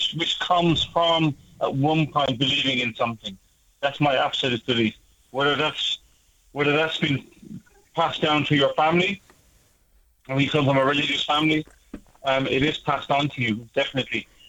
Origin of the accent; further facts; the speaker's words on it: Ireland; I'm Irish